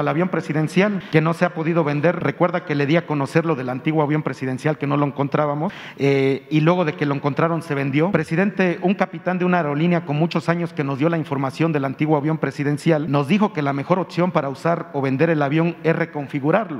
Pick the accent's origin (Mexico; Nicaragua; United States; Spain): Mexico; Veracruz; yo soy originario de Veracruz